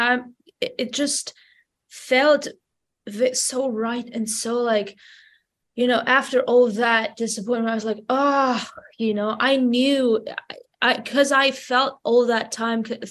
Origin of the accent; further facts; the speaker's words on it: Vanadzor, Lori, Armenia; English is a second language; I lived my whole life there. I started making my baby musical steps in my hometown, Vanador. It's a small town in Armenia